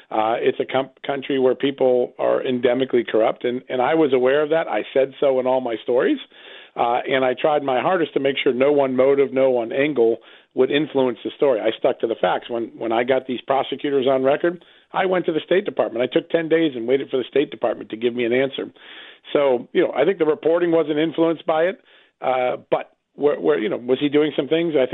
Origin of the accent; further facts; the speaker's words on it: Ukraine; And uh, and right now, in my country, uh, my home country in Ukraine, I see uh, uh, a real dysfunction between the embassy, the prosecutors